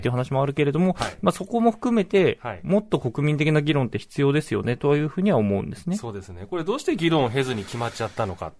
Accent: Fukushima, Japan; 私は福島出身

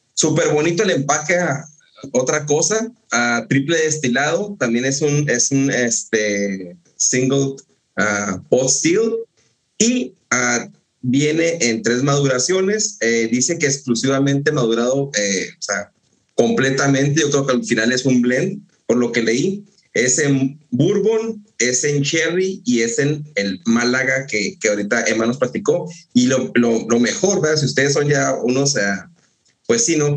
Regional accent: northern Mexico, Mexico; yo soy del norte de México es árido, no hay frutas tropicales

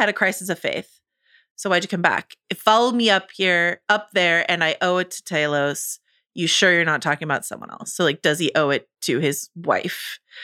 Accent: United States; accent: American; my American accent

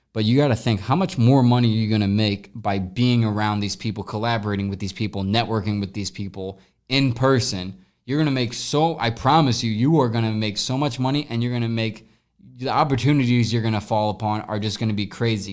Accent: Midwest, United States; also born or lived in Los Angeles; now in St. Louis, United States; we're both from the Midwest

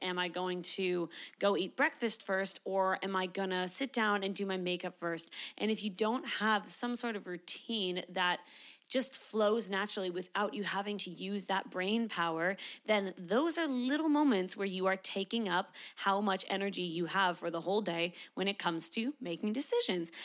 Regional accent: Canada; now in Sydney, Australia; I am a Canadian, but I live in Sydney, Australia

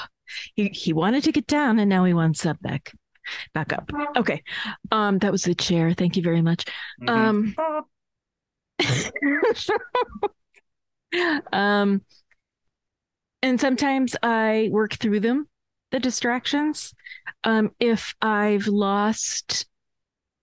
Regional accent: Northeast, United States; I am from the Northeast

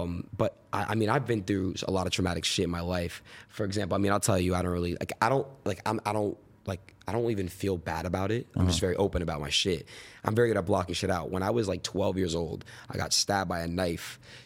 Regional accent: Florida, United States; born there; also born or lived in New York / California; I was born in Florida, moved to New York, moved to Cali, moved back to New York, moved back to Cali.

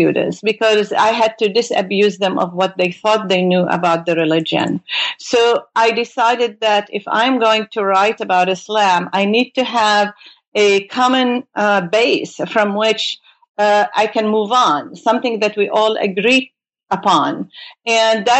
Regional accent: Beirut, Beirut Governorate, Lebanon; moved away as an adult; now in United States; I came from Beirut, Lebanon, to do my graduate studies in the United States

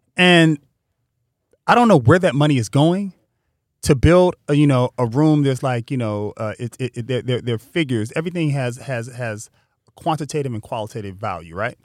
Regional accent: Pasadena, California, United States; growing up in Pasadena, there are friends that I had that went to Poly

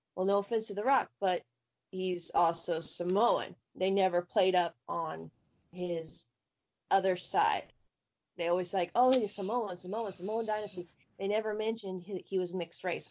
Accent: Tampa, Florida, United States; my hometown team, the Tampa Bay Bandits

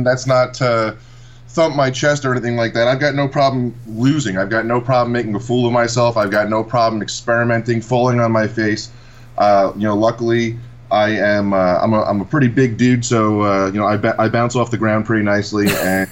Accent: Massapequa, New York, United States; I grew up in a town called Massapequa here on Long Island.

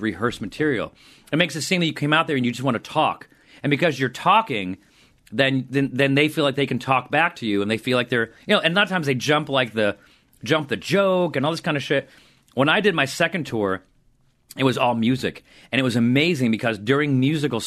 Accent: Syracuse, New York, United States; moved away; This was in Syracuse. This is in my hometown

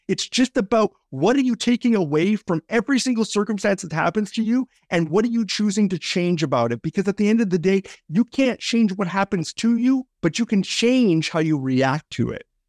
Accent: Canada; also born or lived in British Columbia; as a Canadian guy

